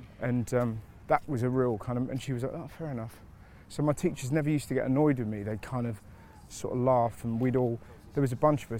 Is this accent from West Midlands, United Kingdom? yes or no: no; Bristol, South West England, United Kingdom; Like, I'm from Bristol, but we moved around.